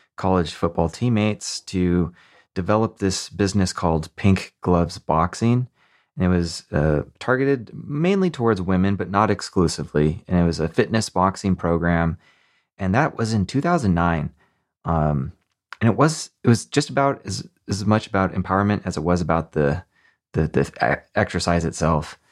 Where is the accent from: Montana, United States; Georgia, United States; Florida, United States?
Montana, United States; I grew up in Montana